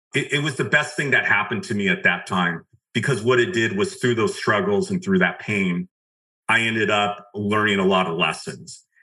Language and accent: English; outside of Los Angeles, California, United States; I grew up just right outside of Los Angeles